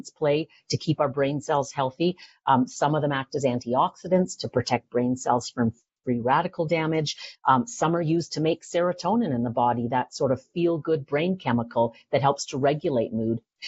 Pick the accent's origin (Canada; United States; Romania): Canada; Vancouver, British Columbia; moved away; also born or lived in Toronto; I'm from Vancouver. I went to UBC